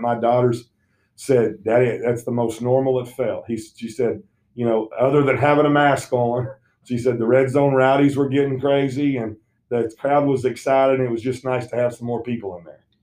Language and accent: English; Southern Indiana, United States; moved away; I grew up in Southern Indiana